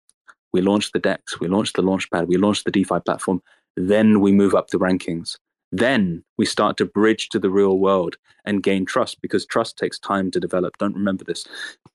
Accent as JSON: {"language": "English", "country": "United Kingdom", "said": "as a British man"}